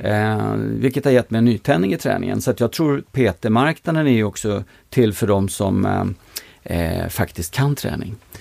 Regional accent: Stockholm, Stockholm County, Sweden; jag är född i eh, Mälarhöjden på Klubbacken 1 och flyttade till eh, Stureby när jag var ett år gammal. Bodde där till jag var tio, sen bodde jag i Sköndal fram till jag flyttade hemifrån

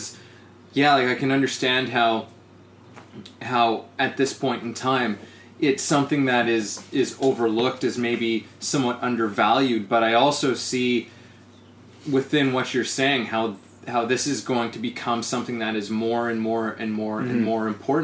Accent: Saskatchewan, Canada; now in Vancouver, Canada; I was born in Saskatchewan

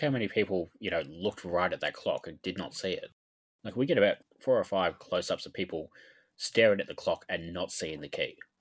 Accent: Australia; being Australian

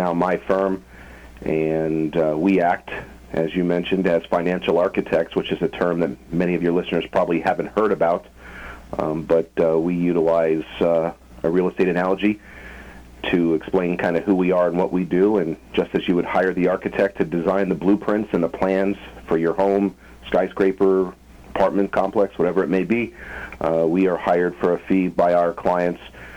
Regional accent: Phoenix, Arizona, United States; moved away as an adult; also born or lived in Tucson, Arizona; now in Los Angeles, United States; I'm from Phoenix, Arizona

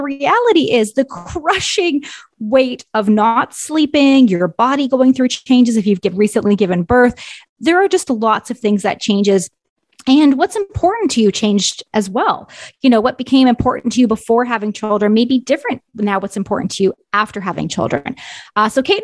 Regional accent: Ontario, Canada; moved away; I am from Ontario originally. So most of my family and extended family still lives in Ontario

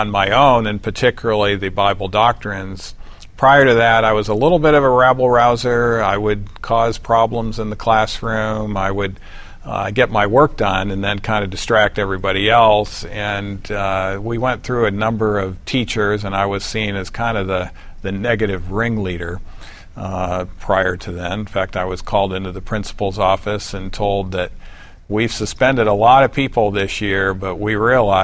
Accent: Detroit, Michigan, United States; I was raised just outside of Detroit, Michigan.

